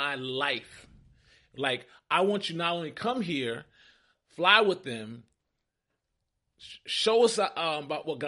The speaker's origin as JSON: {"language": "English", "town": "New York City", "region": "New York", "country": "United States", "tie": "born or raised there", "moved": "yes", "lives_now": "Atlanta, United States", "said": "I'm from Brooklyn, New York"}